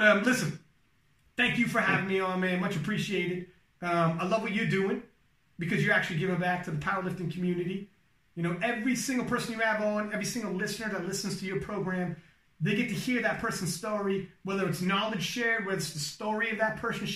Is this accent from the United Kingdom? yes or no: no; Canada; I'm from Canada